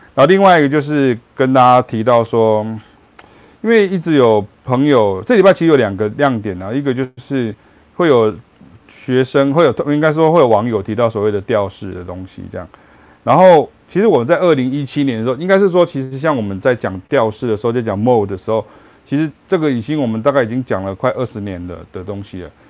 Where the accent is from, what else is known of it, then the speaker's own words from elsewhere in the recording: Chiayi, Taiwan; moved away; also born or lived in Taichung, Taiwan; 我是嘉义人，然后我后来搬到台中，我爸搬到台中，我就搬到台中